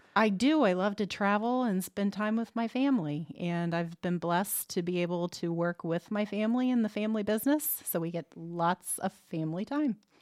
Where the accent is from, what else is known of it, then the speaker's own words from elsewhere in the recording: Muncie, Indiana, United States; also born or lived in Arizona; I grew up around Ball State University's campus